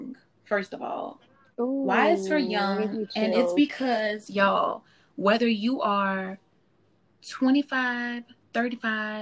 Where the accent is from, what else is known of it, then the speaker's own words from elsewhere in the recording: New Orleans, Louisiana, United States; growing up in New Orleans.